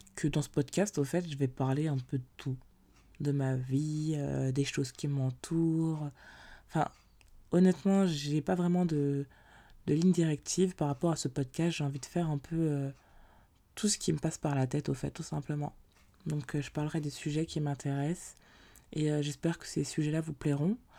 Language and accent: French; Paris, Île-de-France, France; je suis originaire de Paris